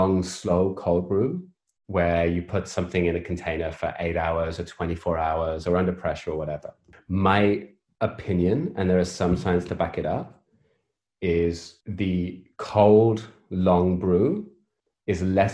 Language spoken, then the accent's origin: English; United Kingdom; So I'm British. I spend most of my life living in the gray